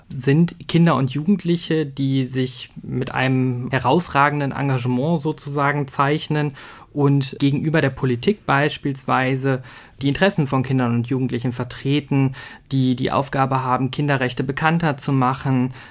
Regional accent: North Rhine-Westphalia, Germany; Ich bin ja aufgewachsen im Sauerland, im Hochsauerlandkreis.

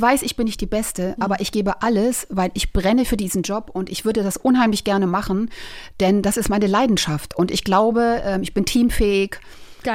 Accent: a small village near Braunschweig, Lower Saxony, Germany; Ich bin auf einem kleinen Dorf groß geworden

